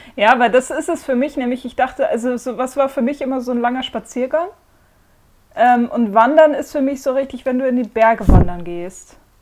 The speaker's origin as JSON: {"language": "German", "area": "between Bremen and Hamburg", "region": "Lower Saxony", "country": "Germany", "moved": "yes", "said": "ich komme halt aus der Nähe von Bremen, zwischen Bremen und Hamburg"}